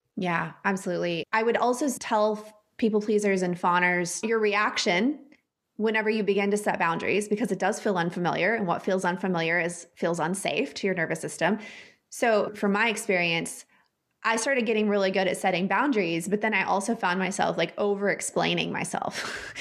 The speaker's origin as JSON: {"language": "English", "region": "Texas", "country": "United States", "tie": "born or raised there", "said": "I grew up in the Bible Belt in Texas in the Southern Baptist Church"}